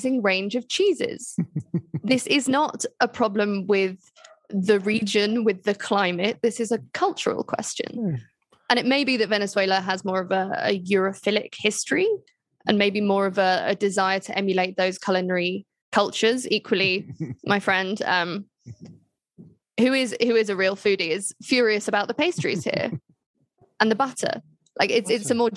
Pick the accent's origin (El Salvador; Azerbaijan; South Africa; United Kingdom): United Kingdom; England; as English people